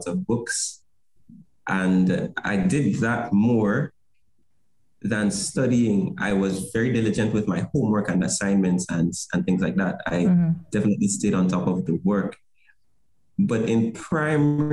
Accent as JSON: {"language": "English", "region": "Saint David", "country": "Grenada", "tie": "born or raised there", "said": "I grew up in St. David's"}